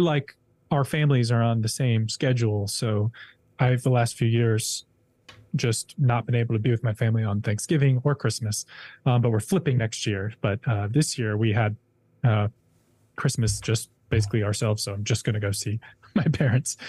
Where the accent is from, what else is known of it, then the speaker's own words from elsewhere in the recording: Hendersonville, Tennessee, United States; moved away; I'm from Hendersonville, Tennessee, lived in Hendersonville, Tennessee for a few years.